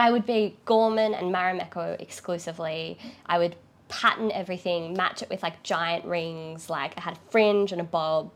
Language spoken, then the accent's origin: English; Lismore, New South Wales, Australia; I grew up in Lismore